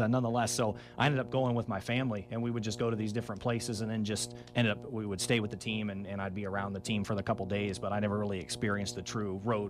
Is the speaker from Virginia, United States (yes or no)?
yes; Northern Virginia, United States; moved away as an adult; also born or lived in Columbia, South Carolina / Charlotte, North Carolina / Sugar Land, Texas; now in Bowling Green, United States; I'm originally from Washington, D.C., from Northern Virginia specifically, and then attended the University of South Carolina